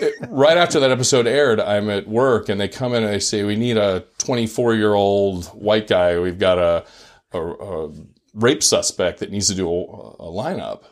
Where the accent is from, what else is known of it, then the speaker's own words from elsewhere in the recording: Silicon Valley, California, United States; moved away as an adult; also born or lived in Utah / Maryland; I grew up in Silicon Valley where everyone was kind of a tech nerd.